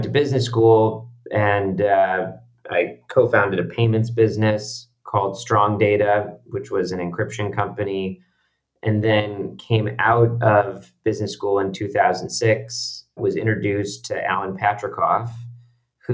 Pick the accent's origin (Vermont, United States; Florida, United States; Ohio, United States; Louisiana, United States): Ohio, United States; moved away as an adult; also born or lived in Boston / New York; I'm originally from Ohio, moved out to the East Coast in 1997 for college